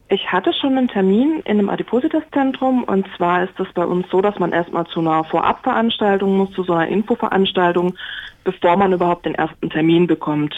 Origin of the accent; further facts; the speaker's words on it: Baden-Württemberg, Germany; moved away; also born or lived in Swabia; Also ich bin eigentlich Badenerin und wohne aber schon lange im Schwabenland